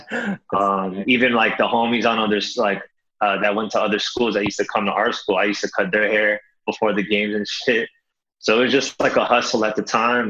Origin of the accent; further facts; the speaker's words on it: Toronto, Ontario, Canada; moved away as an adult; now in Los Angeles, United States; born and raised in Toronto, Canada.